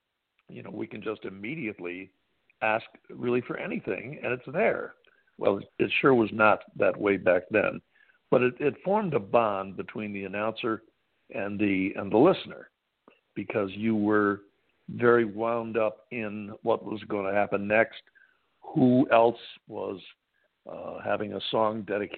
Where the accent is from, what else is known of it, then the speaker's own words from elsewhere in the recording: Syracuse, New York, United States; because I grew up in the Syracuse area